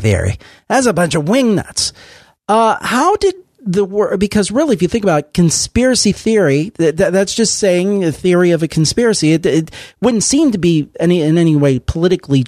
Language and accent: English; Ohio, United States; I'm from Ohio myself.